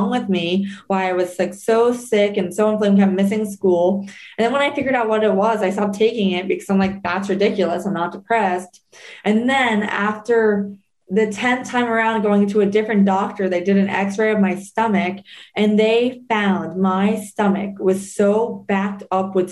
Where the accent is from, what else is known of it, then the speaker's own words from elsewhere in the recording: New Jersey, United States; growing up in New Jersey